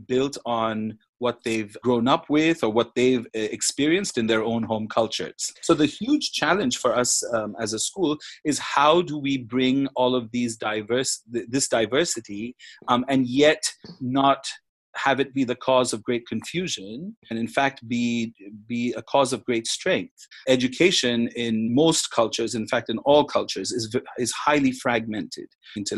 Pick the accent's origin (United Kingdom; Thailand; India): India; now in Macau; I'm Indian